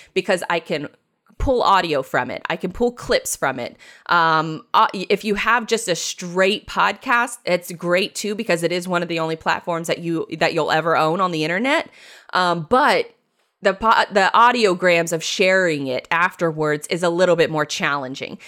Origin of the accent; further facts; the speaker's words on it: Jacksonville, Florida, United States; born and raised in Jacksonville, Florida